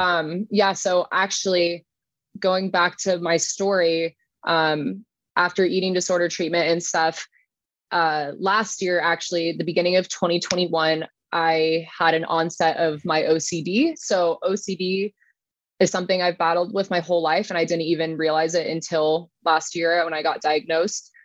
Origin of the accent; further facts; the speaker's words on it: Dana Point, California, United States; now in Lake Elsinore, United States; I grew up in Dana Point